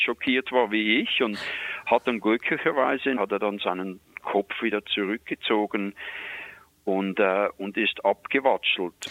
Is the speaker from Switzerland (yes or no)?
yes; Switzerland; accent: Swiss; moved away as an adult; now in Canada; ich bin in der Schweiz geboren, ich bin gelernter Koch und kam dann hier rüber